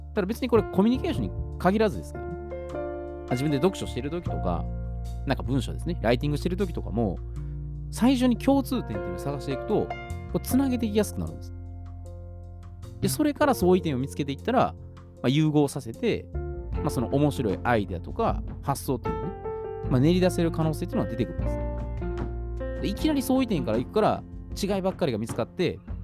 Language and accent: Japanese; Osaka, Japan; 関西出身ですね。私は大阪